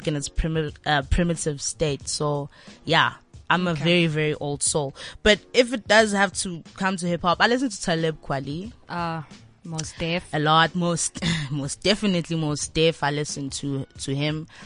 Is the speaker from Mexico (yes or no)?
no; Daveyton, Gauteng, South Africa; I'm from the East End